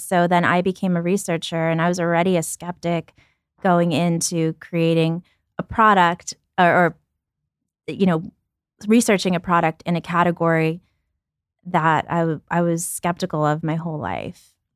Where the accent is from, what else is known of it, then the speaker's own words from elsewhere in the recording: New York City, New York, United States; also born or lived in Ukraine; My family and I moved and we lived in a welfare hotel in Brooklyn